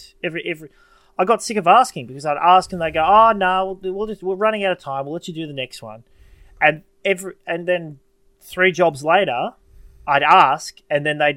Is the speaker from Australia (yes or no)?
yes; Australia; I'm an Australian